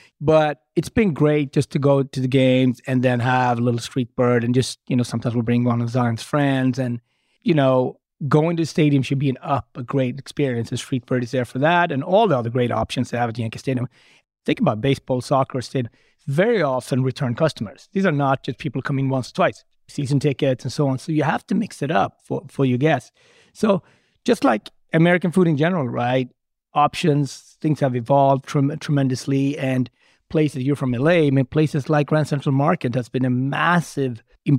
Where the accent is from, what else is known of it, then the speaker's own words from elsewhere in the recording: Sweden; also born or lived in Ethiopia; now in New York City, United States; I was born in the Horn of Africa in Ethiopia, grew up in Sweden, traveled and worked in Japan and Switzerland and France, live in Harlem, specifically New York City, right?